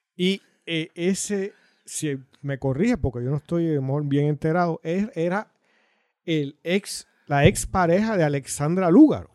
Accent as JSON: {"language": "Spanish", "country": "Puerto Rico", "said": "El resto de los puertorriqueños no existimos"}